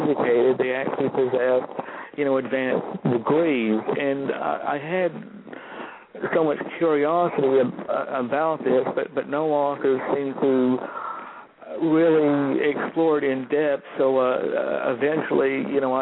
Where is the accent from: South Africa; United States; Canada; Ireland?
United States; Georgia; I'm a Southerner. I was born in Georgia, raised in Georgia